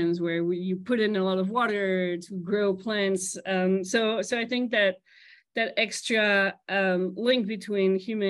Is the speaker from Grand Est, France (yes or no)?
yes; at the border with Germany, Grand Est, France; English is a second language; moved away as an adult; also born or lived in Strasbourg, France / Princeton, United States; originally from France. I'm actually half Colombian, half French, but grew up in France. And I grew up at the border with Germany, speaking Spanish, French, German.